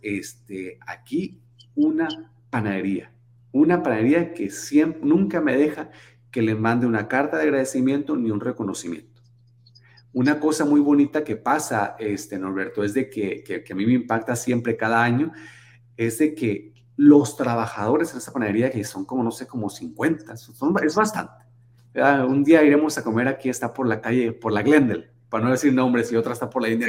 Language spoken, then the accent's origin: Spanish; Hermosillo, Sonora, Mexico; also born or lived in San Luis Río Colorado, Sonora; now in Arizona, United States; mi familia es originaria de, San Luis Río, Colorado, en verdad, este, aunque yo nací en Hermosillo